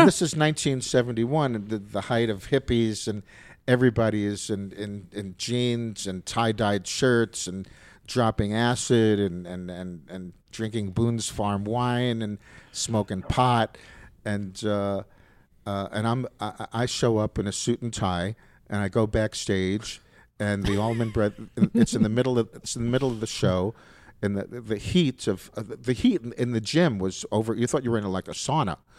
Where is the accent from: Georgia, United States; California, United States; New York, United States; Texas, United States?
New York, United States; New York City; moved away as an adult; also born or lived in Alabama; I grew up in New York, in the Bronx